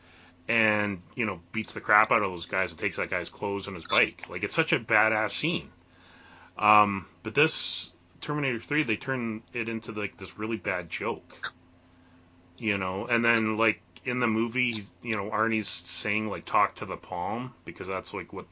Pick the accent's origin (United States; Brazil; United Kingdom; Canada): Canada; being a Canadian